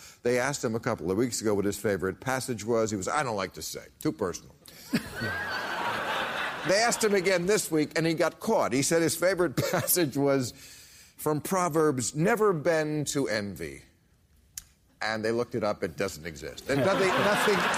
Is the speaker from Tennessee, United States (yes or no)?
no; New Jersey, United States; moved away; also born or lived in New York; I grew up in New Jersey.